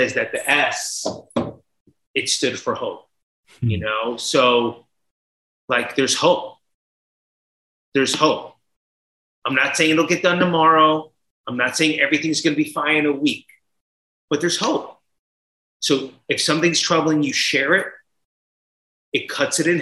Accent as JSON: {"language": "English", "region": "New Jersey", "country": "United States", "tie": "born or raised there", "said": "I was a kid from Jersey in the early 80s"}